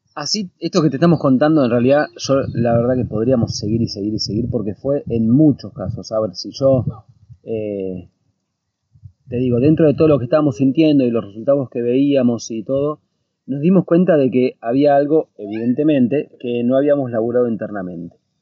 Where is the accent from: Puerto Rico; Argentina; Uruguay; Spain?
Argentina; moved away as an adult; now in United States; desde que salimos de Argentina